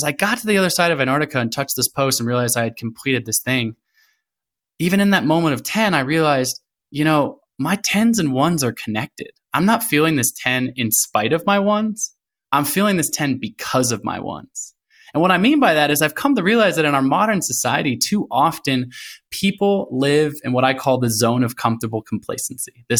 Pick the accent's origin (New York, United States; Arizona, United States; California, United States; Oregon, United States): Oregon, United States; Portland; also born or lived in Olympia, Washington; I was born in Olympia, but from a very young age, I lived in Portland, Oregon. So I grew up in Portland, Oregon.